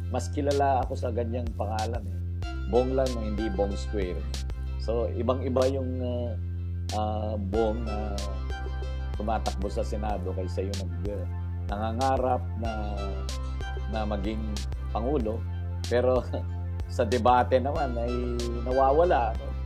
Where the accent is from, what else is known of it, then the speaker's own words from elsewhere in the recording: Cagayan Valley, Philippines; I'm from Cagayan Valley. Ang father ko ay from Isabela. Ang mother ko ay from uh, Cagayan.